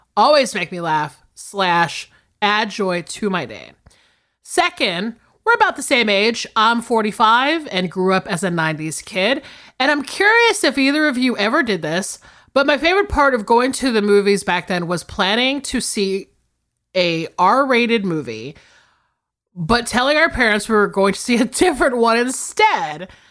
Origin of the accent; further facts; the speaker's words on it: the South, United States; I'm from the South